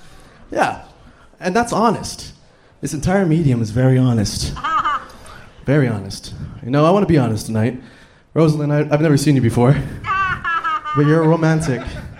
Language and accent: English; Los Angeles, California, United States; also born or lived in South Texas; I'm from both valleys. I'm from Los Angeles, and I'm from South Texas. 956.